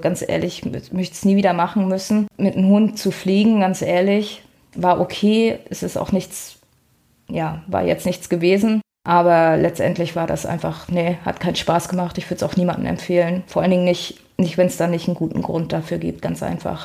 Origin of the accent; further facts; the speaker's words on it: Rostock, Mecklenburg-Vorpommern, Germany; moved away as an adult; also born or lived in Graal-Müritz / Mexico / Ruhr area; Ich komme aus Rostock, also so richtig aus dem Norden